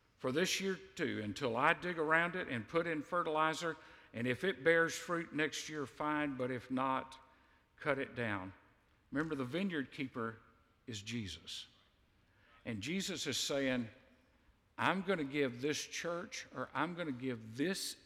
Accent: United States; You and I are in a privileged position as an American

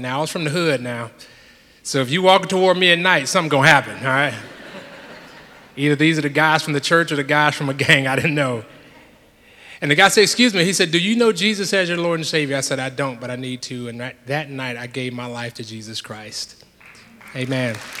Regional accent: Jacksonville, Florida, United States; I grew up in Jacksonville, Florida

